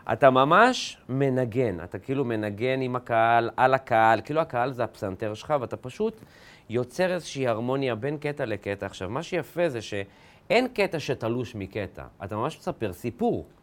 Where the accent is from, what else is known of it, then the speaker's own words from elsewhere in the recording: a moshav near Ma'alot, Northern District, Israel; אני זוכר בתור ילד, גדלתי ב, במושב ליד מעלות